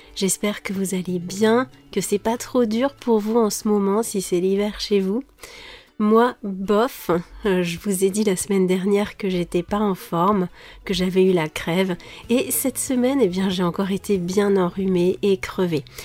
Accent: France; je suis française

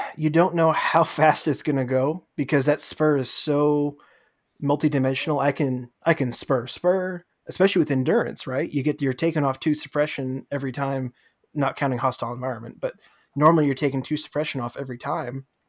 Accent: New York, United States; moved away; I'm from New York originally

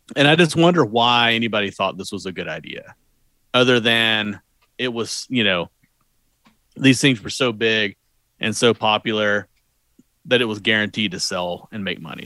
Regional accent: Southeast, United States; I'm from the Southeast.

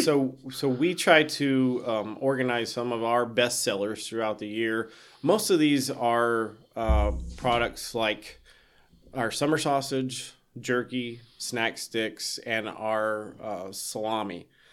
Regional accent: South Carolina, United States; moved away; I grew up in South Carolina

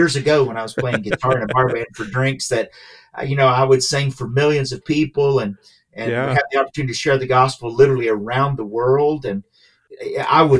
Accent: Cleveland, Tennessee, United States; moved away; also born or lived in Charlotte; I'm from Cleveland, Tennessee.

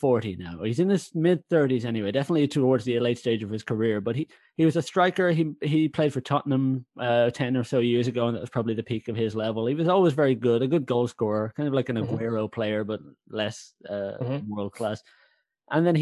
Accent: Ireland; I'm Irish

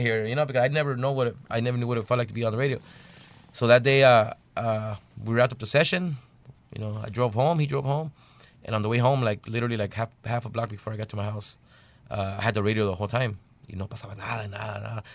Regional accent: Bell, California, United States; we're from Bell, California, and a little small city

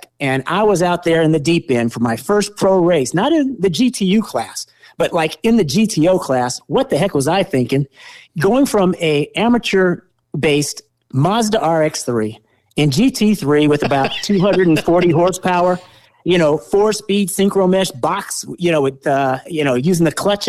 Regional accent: California, United States; But, you know, Sears Point was my backyard. I grew up on Sears Point in Laguna Seca, two great tracks.

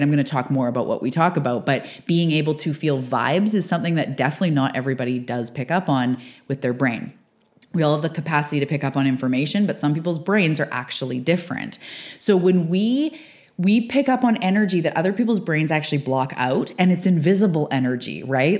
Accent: Canada; also born or lived in west coast of Canada; fellow Canadian

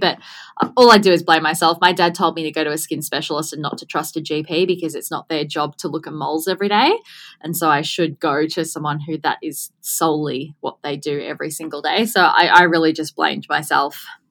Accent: Gold Coast, Queensland, Australia; born and bred on the Gold Coast

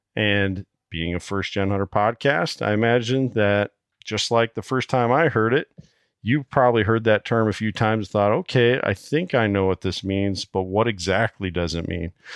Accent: Iowa, United States; representing my home state here, Iowa

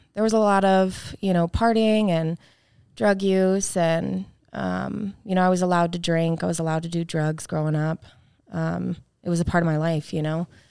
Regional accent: Apopka, Florida, United States; I was born in Apopka, Florida

